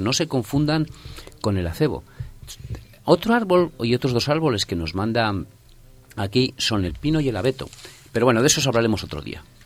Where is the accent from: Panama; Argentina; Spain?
Spain; Torrecilla de la Orden, Castile and León; now in Madrid, Spain; yo recuerdo desde pequeñito, pues ir a coger musgo allí en mi pueblo, en Torrecilla La Orden, en Valladolid